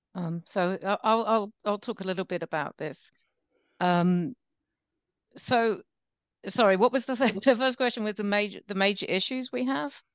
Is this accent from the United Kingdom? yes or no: yes; England, United Kingdom; also born or lived in United States; now in New York, United States; I'm English and American